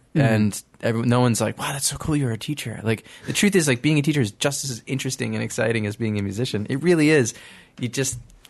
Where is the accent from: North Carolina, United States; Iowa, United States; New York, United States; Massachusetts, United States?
New York, United States; Stony Brook; I'm from the North Shore, Stony Brook.